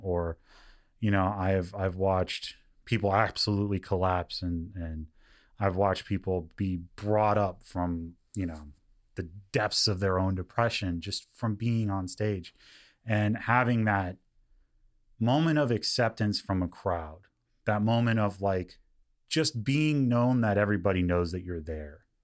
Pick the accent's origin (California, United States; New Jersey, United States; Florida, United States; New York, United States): California, United States; Lancaster; also born or lived in Palmdale; I come from Lancaster and Palmdale.